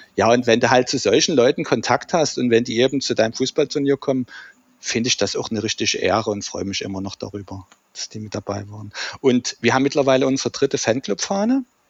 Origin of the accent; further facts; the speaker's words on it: Dresden, Saxony, Germany; Wir sind im selben Mietshaus groß geworden in der Dresdner Johannstadt.